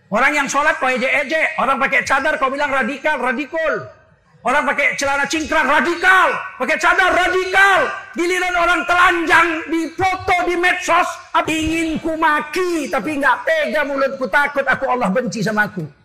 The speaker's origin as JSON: {"language": "Indonesian", "town": "Medan", "region": "North Sumatra", "country": "Indonesia", "said": "Aku pulang ke, Medan. Ku cium kaki bapak ibuku. Yang tidak pernah kulakukan seumur hidup. Karena saya orang Melayu."}